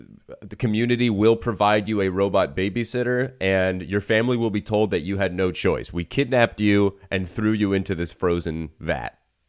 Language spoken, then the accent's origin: English; Miami, Florida, United States; I'm from Miami.